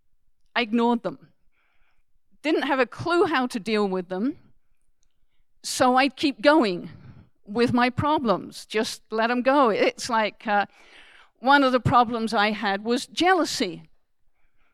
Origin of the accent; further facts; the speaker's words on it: United Kingdom; now in Canada; being British